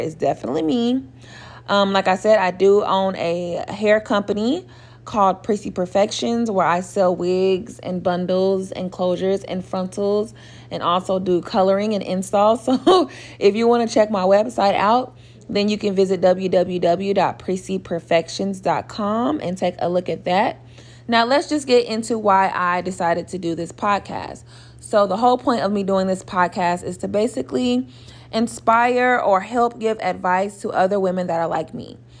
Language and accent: English; Oklahoma City, Oklahoma, United States; I'm from Oklahoma City, Oklahoma, born and raised